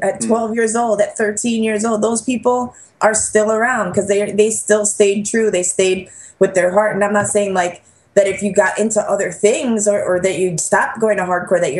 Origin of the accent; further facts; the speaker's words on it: New York, United States; growing up in New York